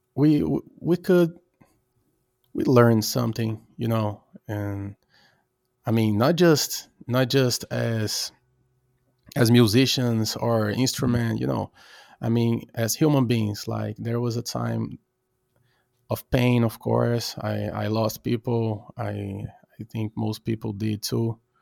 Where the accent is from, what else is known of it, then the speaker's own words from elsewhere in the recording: Brazil; now in Norway; I'm Brazilian, I'm from Brazil